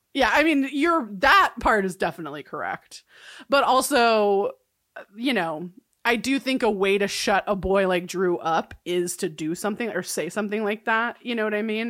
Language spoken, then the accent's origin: English; California, United States; I'm from California